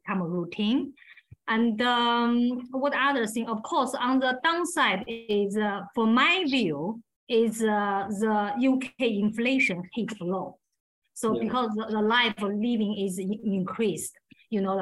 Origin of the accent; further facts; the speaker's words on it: China; English is a second language; moved away as an adult; now in England; I grew up in China, like 24 years